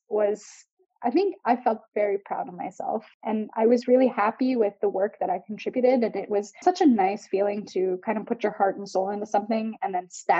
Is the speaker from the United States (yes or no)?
no; Canada; I'm from Canada where our whole western coast lights on fire